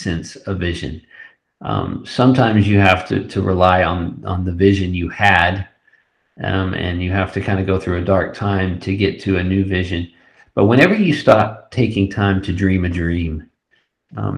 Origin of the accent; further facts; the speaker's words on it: West Texas, United States; we grew up in West Texas, Trent and I went to college in West Texas